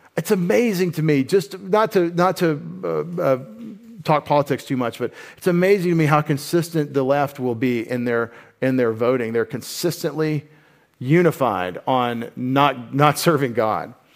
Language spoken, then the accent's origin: English; United States; as an American